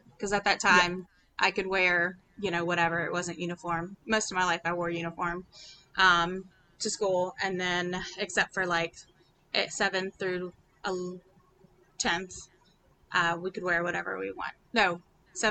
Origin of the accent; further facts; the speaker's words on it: Baton Rouge, Louisiana, United States; also born or lived in New Orleans area, Louisiana; I'm from Louisiana, Baton Rouge, to be specific